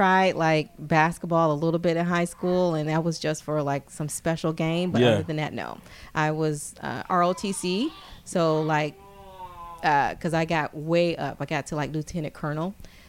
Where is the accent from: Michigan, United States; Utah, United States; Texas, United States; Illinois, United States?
Michigan, United States; Detroit; but I'm from Detroit.